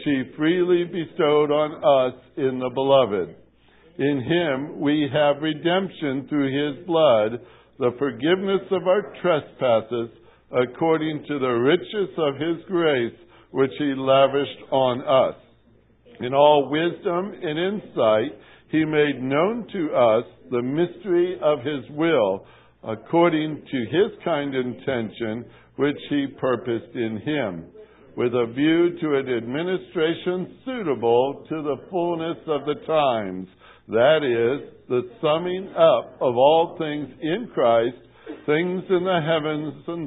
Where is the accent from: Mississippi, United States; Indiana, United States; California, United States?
Indiana, United States; Portage; moved away; As a youngster growing up in Portage, Indiana